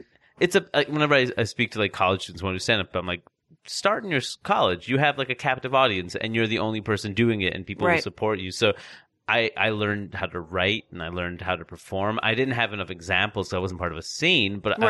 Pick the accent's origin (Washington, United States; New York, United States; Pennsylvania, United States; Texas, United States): New York, United States; Queens; I grew up in Queens, went to college in Maine.